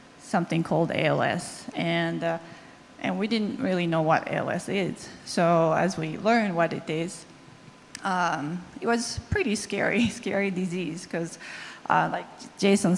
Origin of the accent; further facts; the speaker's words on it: Japan; English is a second language; moved away; I'm from Japan, and English is not my first language